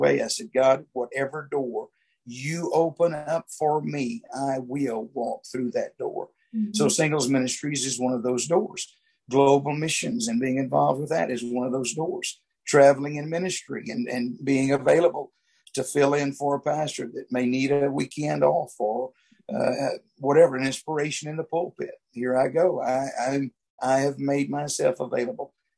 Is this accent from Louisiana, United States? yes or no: yes; Louisiana, United States; I grew up here in Louisiana